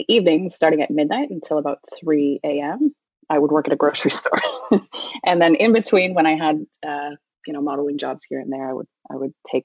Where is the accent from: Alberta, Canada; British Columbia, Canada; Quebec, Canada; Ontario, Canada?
Ontario, Canada; Prince Edward County; I grew up in Prince Edward County, which back then was not as fancy as it is now